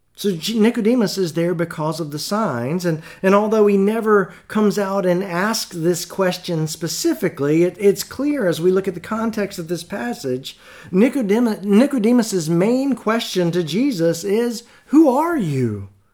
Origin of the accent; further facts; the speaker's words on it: the South, United States; growing up in the South